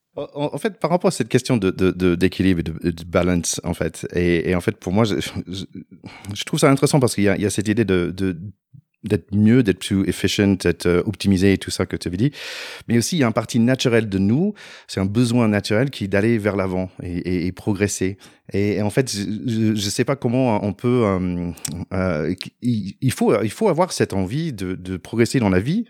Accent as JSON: {"language": "French", "country": "United States", "tie": "born or raised there", "also_born_or_lived": "Paris, France / Haut-Doubs, France", "second_language": "French", "moved": "as an adult", "lives_now": "France", "said": "j'ai grandi aux États-Unis"}